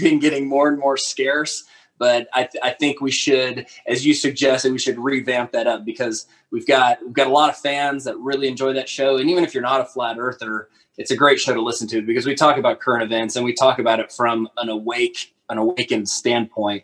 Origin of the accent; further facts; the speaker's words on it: Fort Worth, Texas, United States; now in Alberta, Canada; I'm from Fort Worth, Texas, originally. I now live in Alberta, Canada